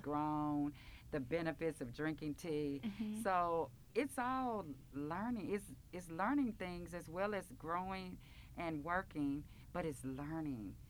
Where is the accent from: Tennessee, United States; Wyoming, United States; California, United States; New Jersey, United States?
Tennessee, United States; Memphis; I grew up in Orange Mound